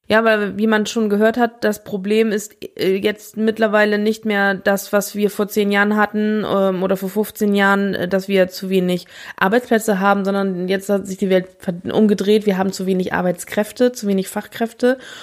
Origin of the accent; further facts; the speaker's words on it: West Germany, Germany; wir als Westdeutsche